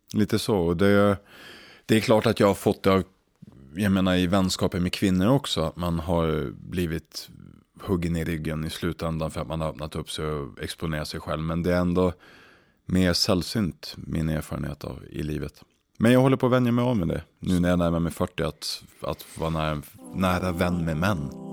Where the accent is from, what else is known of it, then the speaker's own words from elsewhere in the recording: Umeå, Västerbotten County, Sweden; moved away; när jag växte upp i Umeå